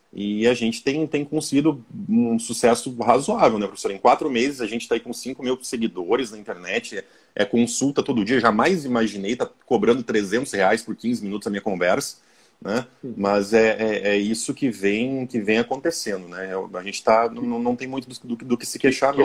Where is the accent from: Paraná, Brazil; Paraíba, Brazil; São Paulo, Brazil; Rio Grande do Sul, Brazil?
Rio Grande do Sul, Brazil; Passo Fundo; Sou de Passo Fundo, Rio Grande do Sul, professor